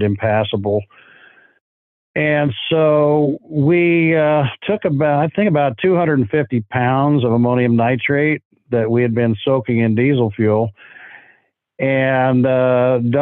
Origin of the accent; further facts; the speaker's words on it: Pacific Northwest, United States; growing up in the Pacific Northwest